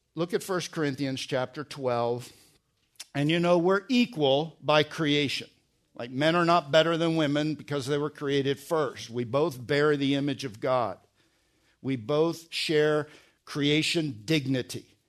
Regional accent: New Jersey, United States; moved away; also born or lived in Pennsylvania; I was born in Pennsylvania, grew up in New Jersey.

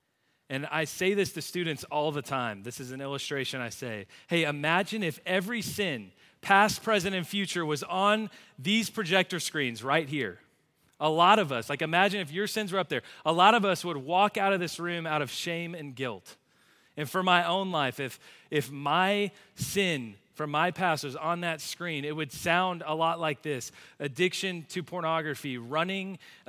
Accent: Plano, Texas, United States; I grew up in Plano, right down the road, went to Plano Senior High, went to a church on the other side of town.

